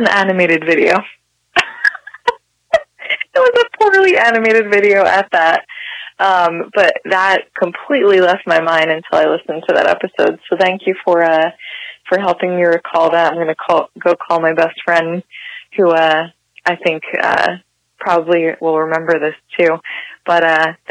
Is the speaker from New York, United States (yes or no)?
no; Hamilton, New Jersey, United States; also born or lived in Trenton; now in Montclair, United States; I grew up in Hamilton, New Jersey, born in Trenton, raised in Hamilton, and I'm now in Montclair